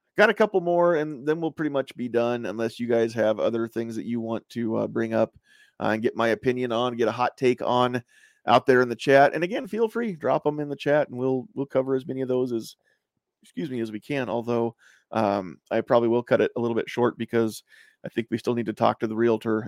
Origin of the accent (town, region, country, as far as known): United States